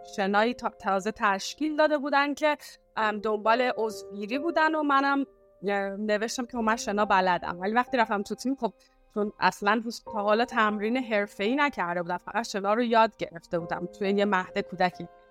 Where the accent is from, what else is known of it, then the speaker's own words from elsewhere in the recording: Iran; moved away as an adult; also born or lived in United States; now in Istanbul, Turkey; توی ایران بزرگ شدم